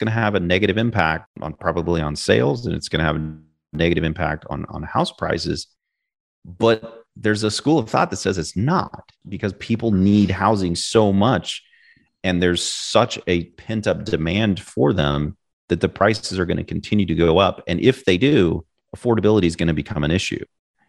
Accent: Kansas City, Missouri, United States; I mean, I grew up in Kansas City, not sexy. It's hot as what in the summer, and it's cold as you know what in the winter.

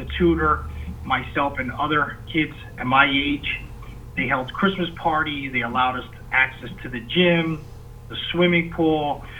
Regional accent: Bethlehem, Pennsylvania, United States; I was born and raised in the South side of Bethlehem. I attended Fountain Hill Elementary.

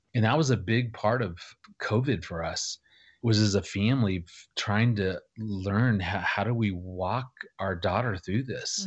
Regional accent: Phoenix, Arizona, United States; moved away as an adult; also born or lived in Missouri / Arkansas; I grew up in Phoenix

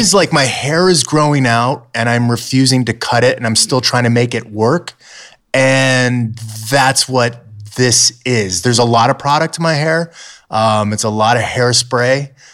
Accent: Southern California, United States; growing up in Southern California

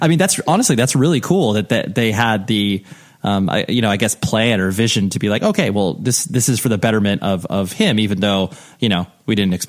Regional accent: Ventura, California, United States; So being born and raised in Ventura, I'm very familiar with Ventura and that whole area.

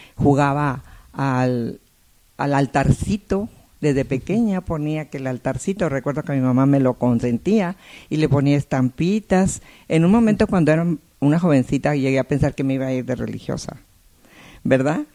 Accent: Saltillo, Coahuila, Mexico; now in Monterrey, Mexico; yo nací en Monterrey, pero muy pequeña, para antes de los dos años, mis padres fueron a vivir a Saltillo, o sea que ahí crecí.

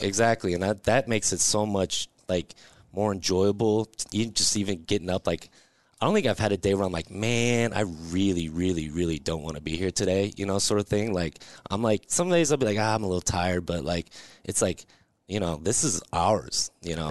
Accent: Lincoln, Nebraska, United States; also born or lived in Georgia; now in Omaha, United States; I'm from Lincoln originally

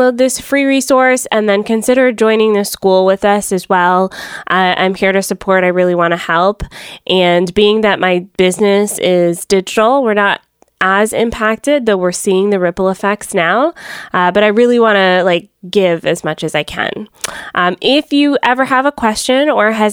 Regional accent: Atlanta, Georgia, United States; now in Fort Erie, Canada; I'm originally from Atlanta

